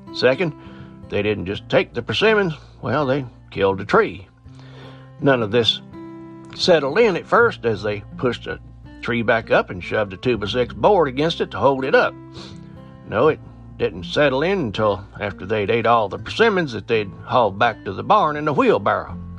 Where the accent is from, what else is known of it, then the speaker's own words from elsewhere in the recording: Appalachian Mountains, United States; I'm from the Appalachian Mountains